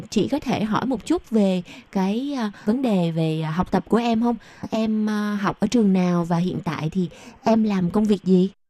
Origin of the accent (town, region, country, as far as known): Taiwan